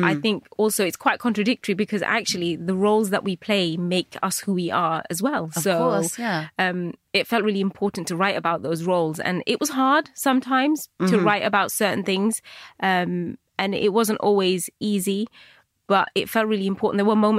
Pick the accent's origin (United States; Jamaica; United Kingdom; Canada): United Kingdom; So I was constantly fighting that British Bangladeshi bit of me.